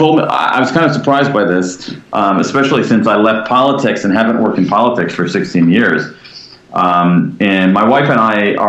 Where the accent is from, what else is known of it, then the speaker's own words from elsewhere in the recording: Columbus, Ohio, United States; moved away as an adult; now in Washington, D.C., United States; I grew up in the American Midwest. I grew up in Columbus, Ohio.